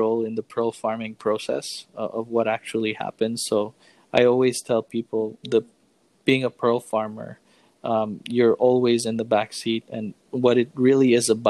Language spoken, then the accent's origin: English; Philippines; As a Filipino